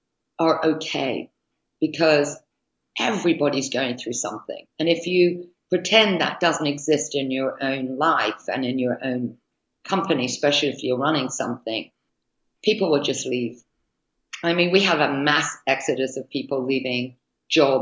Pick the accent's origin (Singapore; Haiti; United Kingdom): United Kingdom; now in United States; being a Brit